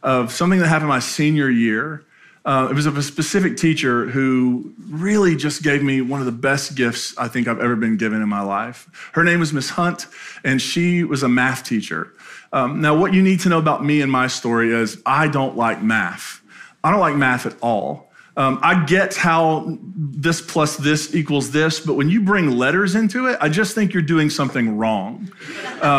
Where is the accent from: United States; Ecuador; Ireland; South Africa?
United States; Appalachia; moved away; my hometown in Appalachia